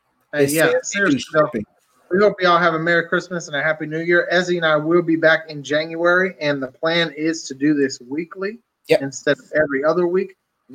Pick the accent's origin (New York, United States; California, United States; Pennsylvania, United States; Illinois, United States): Pennsylvania, United States; near Titusville; Well, there's a place that I grew up that is near Titusville, Pennsylvania